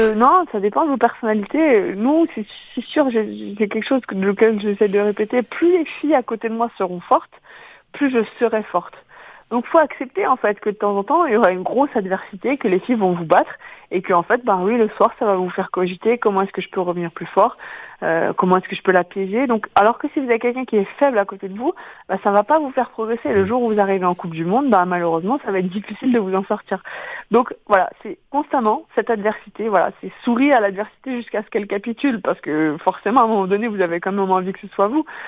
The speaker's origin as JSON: {"language": "French", "town": "Quimper", "region": "Brittany", "country": "France", "tie": "born or raised there", "moved": "yes", "lives_now": "Orléans, France", "said": "Je suis originaire de Quimper, donc euh, Finistère Sud."}